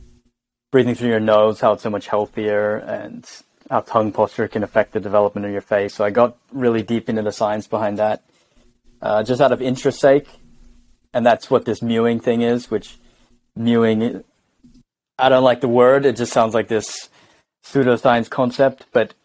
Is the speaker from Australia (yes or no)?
yes; Jervis Bay, Jervis Bay Territory, Australia; moved away as an adult; now in Stockholm, Sweden; I live in Stockholm, Sweden, but I'm Australian. I'm originally from Jervis Bay, Australia. So I've lived in Sweden for 4 years now. Maybe the accent isn't too strong.